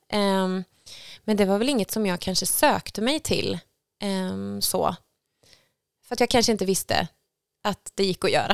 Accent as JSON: {"language": "Swedish", "town": "Skövde", "region": "Västra Götaland", "country": "Sweden", "tie": "born or raised there", "said": "Jag är uppväxt i Skövde"}